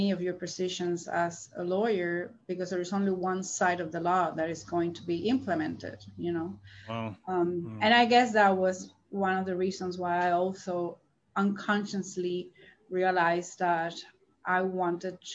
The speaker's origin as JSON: {"language": "English", "country": "Cuba", "tie": "born or raised there", "also_born_or_lived": "Mexico", "moved": "as an adult", "lives_now": "Miami, United States", "said": "I was born in Cuba and I left Cuba when I was 19 years old."}